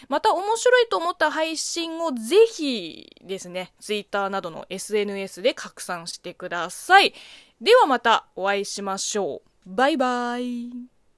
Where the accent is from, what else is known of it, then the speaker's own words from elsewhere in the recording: China; moved away; 中国生 まれ、中国育ちの私